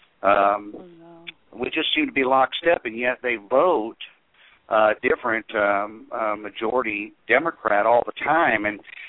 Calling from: Tennessee, United States; also born or lived in South Carolina; I'm calling from Tennessee.

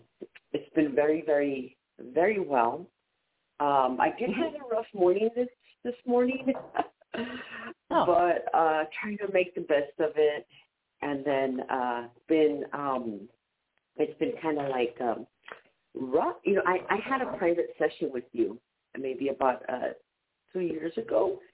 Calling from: San Diego, California, United States; I'm calling from San Diego.

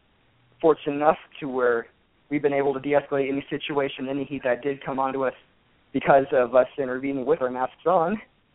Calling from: San Diego, California, United States; calling from San Diego.

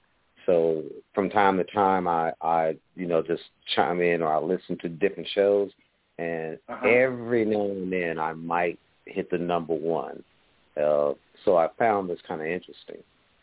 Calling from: Atlanta, Georgia, United States; I'm calling from Atlanta, Georgia.

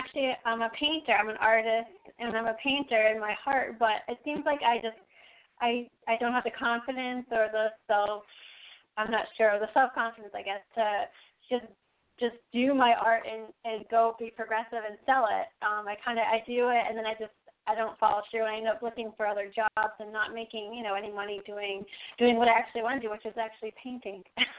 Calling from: Massachusetts, United States; Hi, Charlotte. … from Massachusetts.

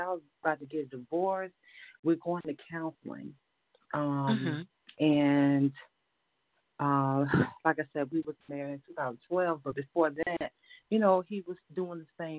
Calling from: Virginia, United States; I'm calling from Virginia.

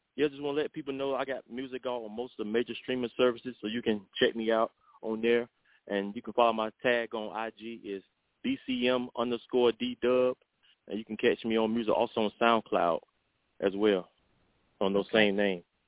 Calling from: Savannah, Georgia, United States; I'm calling from Savannah, Georgia

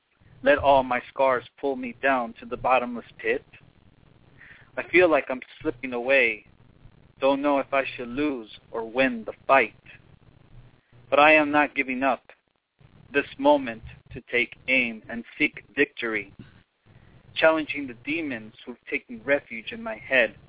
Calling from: Los Angeles, California, United States; I'm calling from what I like to call Hollywood Babylon.

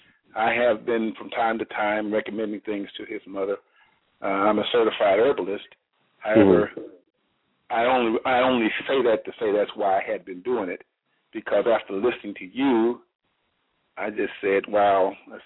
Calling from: Reynoldsburg, Ohio, United States; And I'm calling from Reynoldsburg, Ohio.

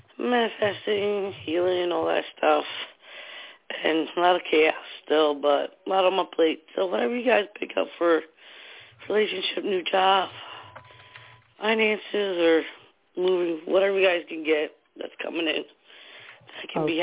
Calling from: New Jersey, United States; New Jersey.

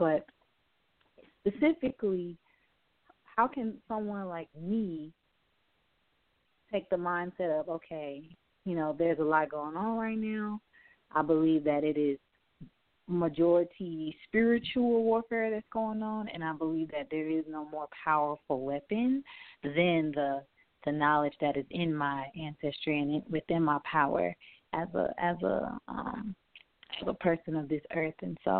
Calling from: Houston, Texas, United States; I'm from, but I'm calling from Houston.

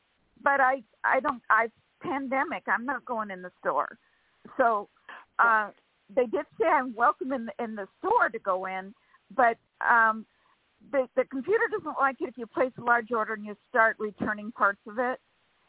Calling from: California, United States; from California.

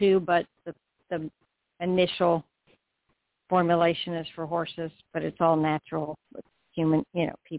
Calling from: Florida, United States

